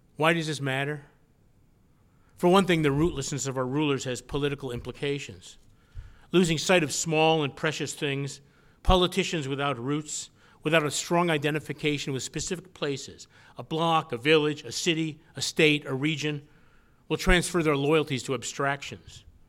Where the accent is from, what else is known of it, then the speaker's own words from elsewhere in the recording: Batavia, New York, United States; moved away as an adult; also born or lived in California; my repatriation to my hometown of Batavia, New York.